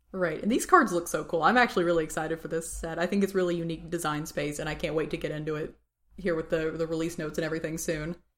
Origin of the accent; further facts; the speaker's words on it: Tennessee, United States; I'm from Tennessee